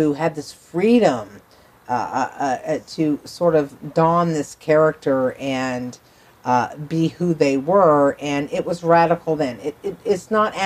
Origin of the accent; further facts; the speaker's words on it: Western Ohio, United States; moved away; also born or lived in New York City; I come from Western Ohio.